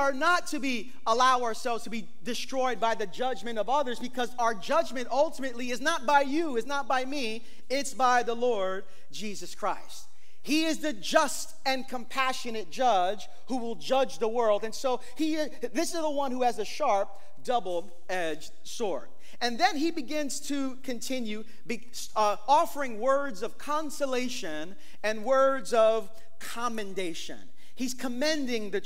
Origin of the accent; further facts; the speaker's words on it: New York City, New York, United States; I'm from East New York, Brooklyn